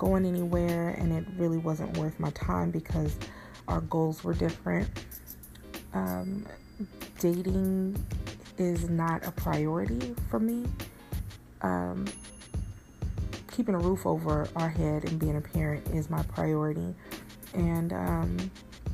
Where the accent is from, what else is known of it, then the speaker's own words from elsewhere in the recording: Bay Area, California, United States; I'm from the Bay Area